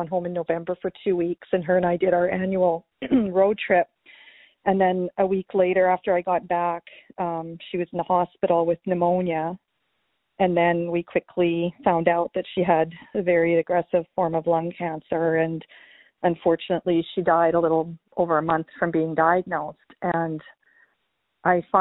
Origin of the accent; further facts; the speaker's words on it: Canada; moved away as an adult; now in California, United States; I am a Canadian living in the U.S.